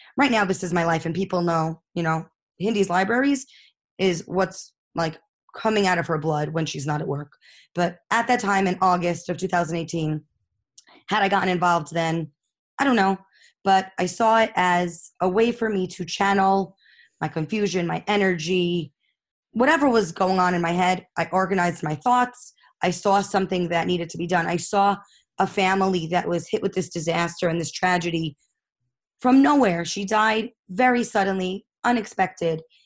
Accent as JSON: {"language": "English", "town": "New York City", "region": "New York", "country": "United States", "tie": "born or raised there", "said": "I grew up in Far Rockaway"}